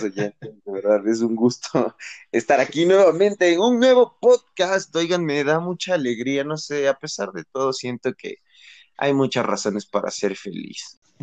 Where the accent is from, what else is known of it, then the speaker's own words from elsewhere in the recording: Ecuador; nosotros como ecuatorianos